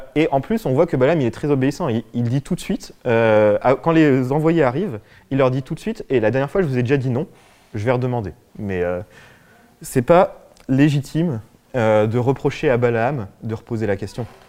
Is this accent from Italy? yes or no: no; France; en tant que Français, occidentaux